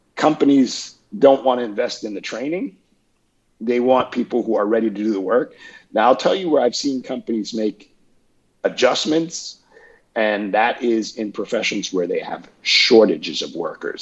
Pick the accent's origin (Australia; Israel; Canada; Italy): Canada; moved away as an adult; also born or lived in Peterborough, Ontario / Toronto; now in Atlanta, United States; I am Canadian, I have dual citizenship